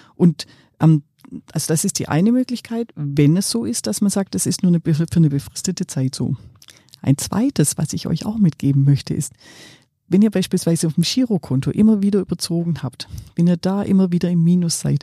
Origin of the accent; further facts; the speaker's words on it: Swabia, Germany; ich bin ja Schwäbin